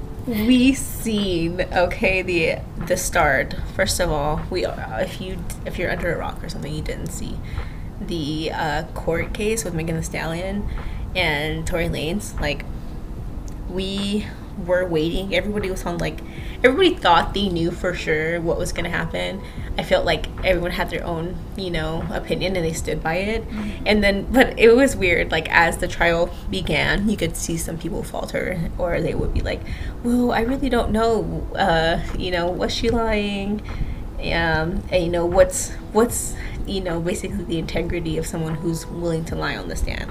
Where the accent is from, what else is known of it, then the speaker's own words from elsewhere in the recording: Texas, United States; As a Texan